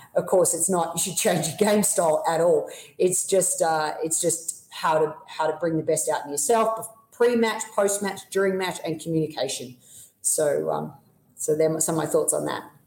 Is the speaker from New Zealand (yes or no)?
no; Melbourne, Victoria, Australia; moved away as an adult; now in United States; I always spend three months of, of, the year back in Melbourne in my hometown